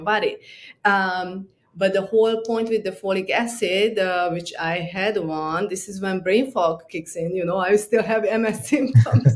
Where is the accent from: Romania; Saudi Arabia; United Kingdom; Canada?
Romania; Transylvania; moved away as an adult; also born or lived in New York; I grew up in Transylvania, Romania